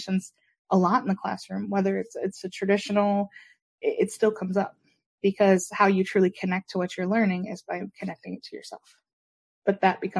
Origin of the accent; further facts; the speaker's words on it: Michigan, United States; moved away as an adult; now in South Carolina, United States; I worked for the community I grew up in back in Michigan